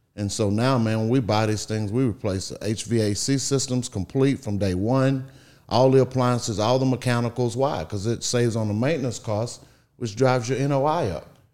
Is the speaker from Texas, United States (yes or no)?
yes; Beaumont, Texas, United States; I grew up in Beaumont, Texas